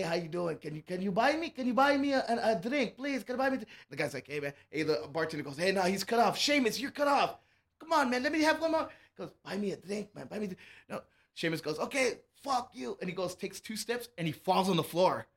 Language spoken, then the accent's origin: English; Laredo, Texas, United States; moved away as an adult; now in El Paso, United States; I'm from Laredo, Texas